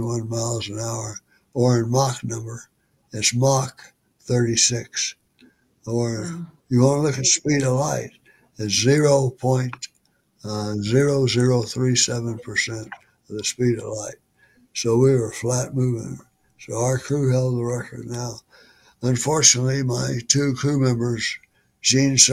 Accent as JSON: {"language": "English", "town": "Weatherford", "region": "Oklahoma", "country": "United States", "tie": "born or raised there", "moved": "as an adult", "said": "my hometown of Weatherford, 65 miles west of Oklahoma City"}